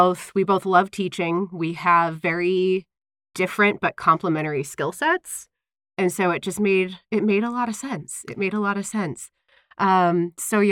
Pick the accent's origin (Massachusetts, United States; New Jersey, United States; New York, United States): New Jersey, United States; now in Utah, United States; we're both from back east. I'm from New Jersey